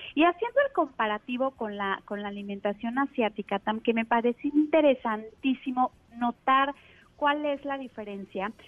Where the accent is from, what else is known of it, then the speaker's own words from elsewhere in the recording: Mexico; Aquí en México, que estamos desde luego más influenciados pues por la alimentación rápida y, y de Estados Unidos